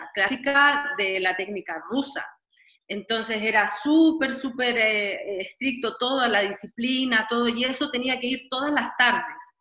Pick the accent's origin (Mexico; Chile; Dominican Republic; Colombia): Chile; Santiago, Santiago Metropolitan Region; moved away as an adult; also born or lived in Catalonia / Switzerland / Turkey; soy chilena, nací en Chile y comencé mis estudios de danza a los nueve años de edad en el Teatro Municipal en Santiago de Chile